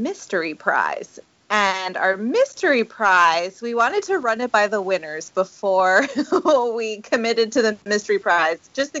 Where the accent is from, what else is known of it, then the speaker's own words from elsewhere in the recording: Connecticut, United States; I grew up in Connecticut, so I definitely, I mean, I ended up going to school in Connecticut